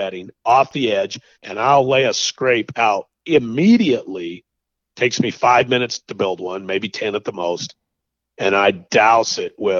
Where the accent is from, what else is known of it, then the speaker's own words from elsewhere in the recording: Idaho, United States; I grew up in Idaho and there was no feed allowed